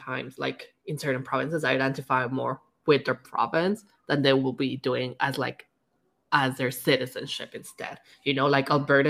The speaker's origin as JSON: {"language": "English", "country": "Mexico", "said": "I'm Mexican, so of course I have deeper roots there"}